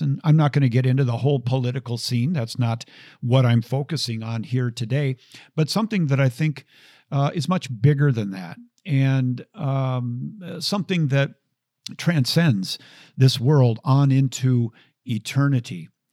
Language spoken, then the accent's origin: English; Minneapolis, Minnesota, United States; growing up in the Twin Cities.